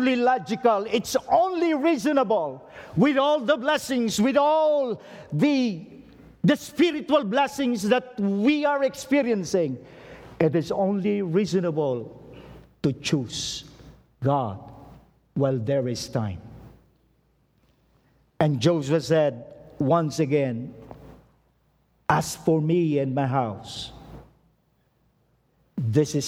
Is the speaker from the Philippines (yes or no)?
yes; Philippines; as a Filipino, I urge you